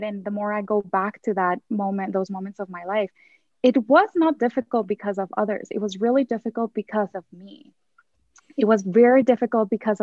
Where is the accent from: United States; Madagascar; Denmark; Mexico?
Mexico; I grew up in Mexico